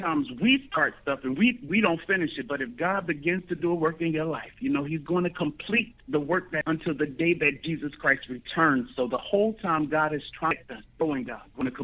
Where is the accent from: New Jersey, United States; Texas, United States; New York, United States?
New Jersey, United States; Newark; moved away as an adult; now in Georgia, United States; I'm actually originally from Newark, New Jersey. It's up north. But right now I'm resident in Georgia